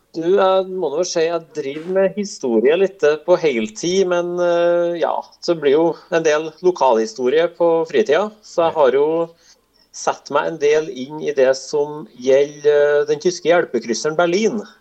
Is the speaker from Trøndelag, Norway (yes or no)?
yes; near Lofjorden in Åsenfjorden, Trøndelag, Norway; Da er vi ikke så langt unna der jeg er fra